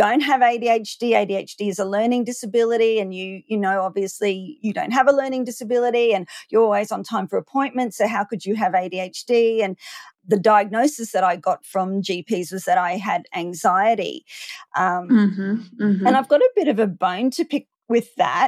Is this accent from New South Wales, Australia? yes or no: no; Queensland, Australia; also born or lived in Maleny, Queensland; I'm from Queensland in Australia.